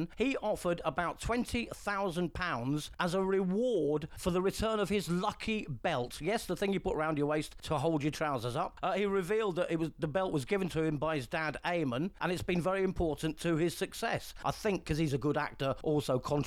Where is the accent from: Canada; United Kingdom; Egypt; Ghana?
United Kingdom; England; now in Spain; I'm an English guy on the Costa del Sol.